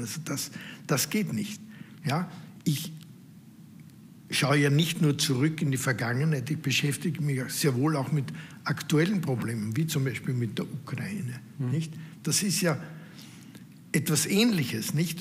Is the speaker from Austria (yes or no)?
yes; Austria; Als Österreicher, als Mitglied dieser Familie